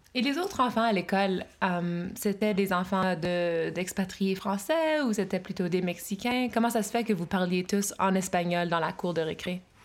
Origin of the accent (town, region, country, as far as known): Brockville and Ottawa, Ontario, Canada; moved away as an adult